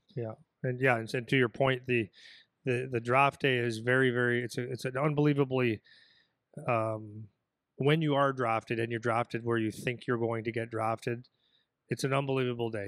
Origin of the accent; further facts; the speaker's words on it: Canada; I'm a Canadian guy